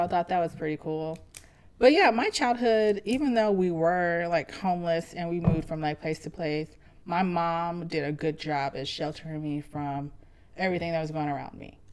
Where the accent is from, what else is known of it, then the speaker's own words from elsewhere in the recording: Pacific, Missouri, United States; also born or lived in St. Louis; I spent most of my adolescent, teenage, and a few years of my adult life in Pacific, Missouri